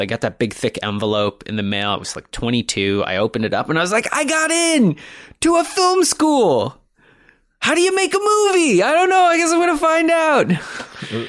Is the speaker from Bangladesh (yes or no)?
no; Toronto, Ontario, Canada; moved away as an adult; also born or lived in Montreal; I grew up in the, uh, in the beautiful city of Toronto. Yeah, I guess I grew up in North Toronto